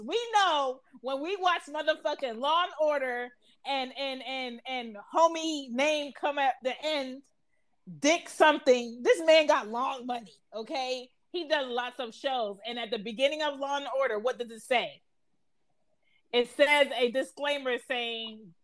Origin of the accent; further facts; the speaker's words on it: Philadelphia, Pennsylvania, United States; I was born and raised in Philly